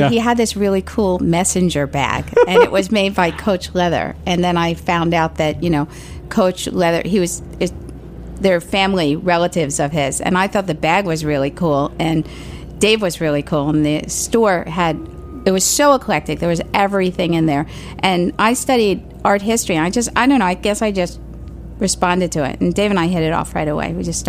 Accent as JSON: {"language": "English", "town": "New York City", "region": "New York", "country": "United States", "tie": "born or raised there", "said": "Well, I actually grew up in Staten Island, and it was all Italian."}